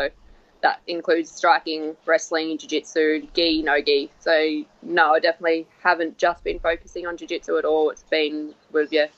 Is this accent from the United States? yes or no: no; Sunshine Coast, Queensland, Australia; I'm from the Sunshine Coast, which is only 2 hours north